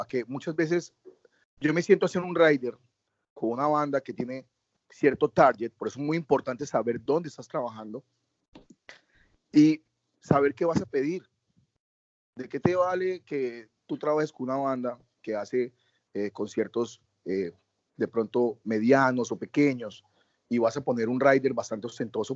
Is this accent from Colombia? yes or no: yes; Colombia; Yo me siento orgulloso de llegar a un país y decir yo soy colombiano